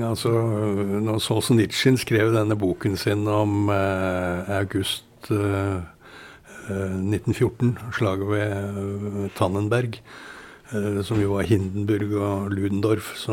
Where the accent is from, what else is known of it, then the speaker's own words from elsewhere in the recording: Dublin, Leinster, Ireland; born there; Selv om jeg er født i Dublin, så